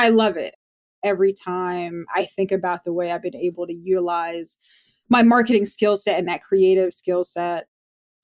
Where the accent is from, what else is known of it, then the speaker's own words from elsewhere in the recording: Montclair, New Jersey, United States; I grew up in Montclair, New Jersey, born and raised, I guess, Jersey girl